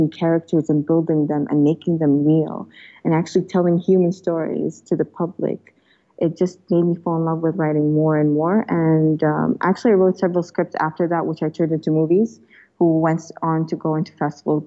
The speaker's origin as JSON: {"language": "English", "region": "Dubai", "country": "United Arab Emirates", "tie": "born or raised there", "also_born_or_lived": "Australia / United Kingdom", "said": "I am fully from Dubai, born and raised, and citizen, national"}